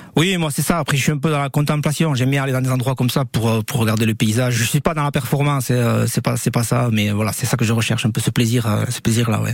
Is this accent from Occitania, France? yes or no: no; Saint-Étienne-de-Baïgorry, Nouvelle-Aquitaine, France; also born or lived in Pau; je suis natif de Baïgoury. Euh, bon, j'ai toujours euh, quasiment vécu à Baïgoury